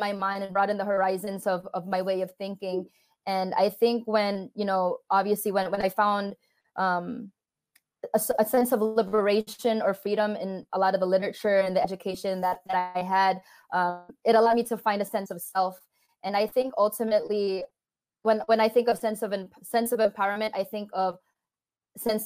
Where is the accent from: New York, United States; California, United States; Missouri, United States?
California, United States; also born or lived in Philippines; we moved from the Philippines to California, my parents got a divorce shortly thereafter. And so as I grew up